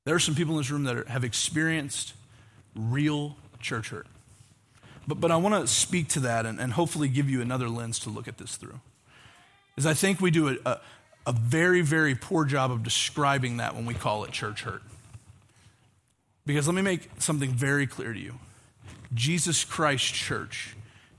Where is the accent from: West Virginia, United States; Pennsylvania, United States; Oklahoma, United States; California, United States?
Oklahoma, United States; moved away; growing up in Oklahoma